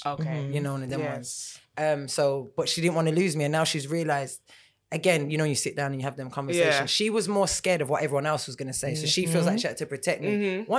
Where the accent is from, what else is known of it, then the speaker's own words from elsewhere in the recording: Birmingham, West Midlands, United Kingdom; although I'm mixed race, right, and I grew up in Brum, and Brum's very black, as it is, very Jamaican as well.